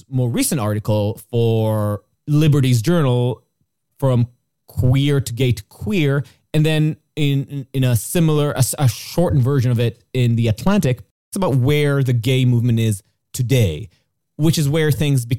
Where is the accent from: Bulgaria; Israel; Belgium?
Israel; Jerusalem, Jerusalem District; comes from my experience growing up in Jerusalem, is based on an experience of what it's like to be in a place that really does get in your business about what you believe